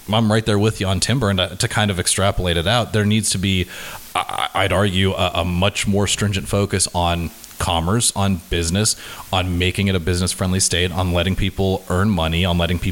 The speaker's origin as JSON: {"language": "English", "region": "Texas", "country": "United States", "tie": "born or raised there", "moved": "yes", "lives_now": "Oregon, United States", "said": "grew up in Texas, and my father still lives in Austin"}